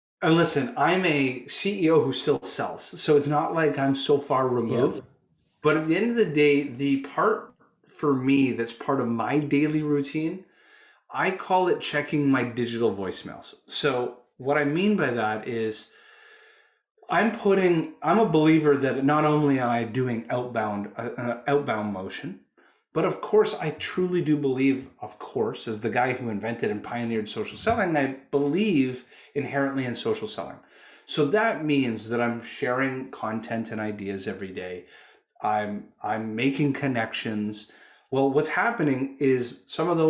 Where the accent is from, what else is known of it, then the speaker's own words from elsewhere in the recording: Canada; I'm a Canuck. I'm Canadian.